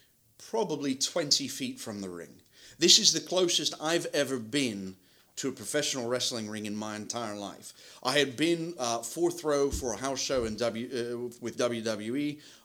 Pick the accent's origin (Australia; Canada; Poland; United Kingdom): United Kingdom; Kingston upon Thames, London; No, I'm from Kingston-upon-Thames, which is a borough of London.